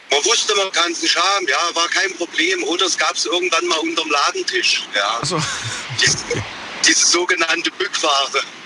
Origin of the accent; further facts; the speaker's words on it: East Germany, Germany; bei uns im Osten